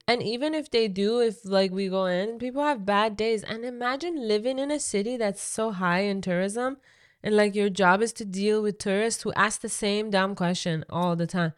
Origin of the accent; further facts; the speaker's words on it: Iran; English is a second language; now in Canada; me growing up in Iran